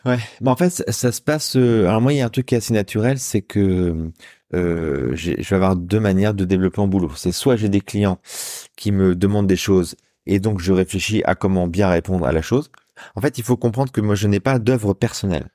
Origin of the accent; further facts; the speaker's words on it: Saint-Brieuc, Brittany, France; also born or lived in Rennes / Caen / Lorient / Paris; now in Rouen, France; je suis un petit gars du bord de la mer. Moi, je suis né à Saint-Brieuc en Bretagne